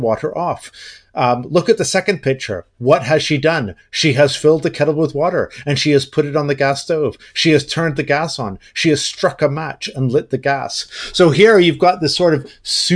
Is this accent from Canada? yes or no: yes; Canada; I am a Canadian, a Canuck